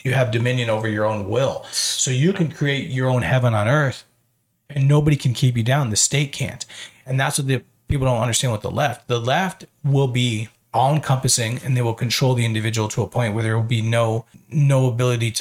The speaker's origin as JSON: {"language": "English", "country": "United States", "said": "as an American"}